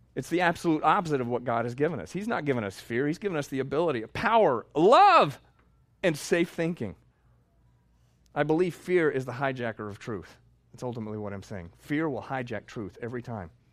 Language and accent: English; Texas, United States; I'm from Texas